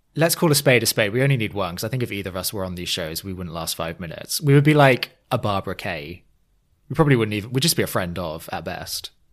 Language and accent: English; England, United Kingdom; now in New York, United States; I now live in New York. W, as an Englishman abroad